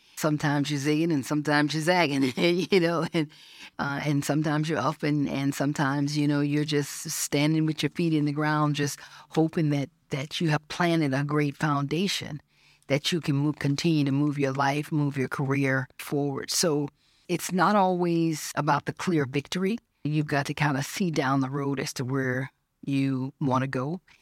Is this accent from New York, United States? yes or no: no; Georgia, United States; When I was thirteen, growing up in Georgia